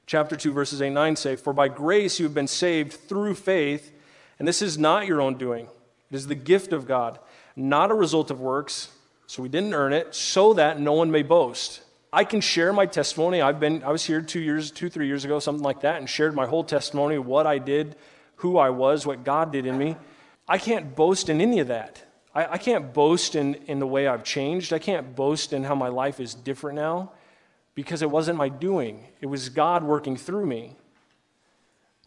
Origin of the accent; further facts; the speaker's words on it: Omaha, Nebraska, United States; moved away; I grew up in Omaha